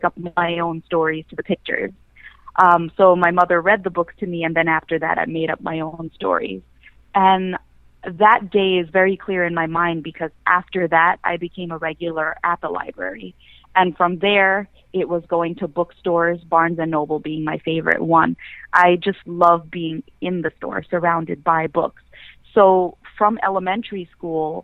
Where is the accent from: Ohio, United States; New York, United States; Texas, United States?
New York, United States; New York City; born or raised there